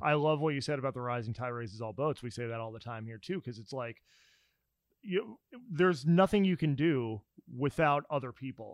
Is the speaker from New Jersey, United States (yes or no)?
yes; New Jersey, United States; moved away as an adult; also born or lived in Pennsylvania; now in Nashville, United States; I grew up in New Jersey